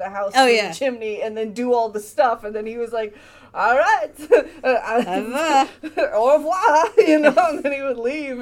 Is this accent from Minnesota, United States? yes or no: yes; Minnesota, United States; I'm from Minnesota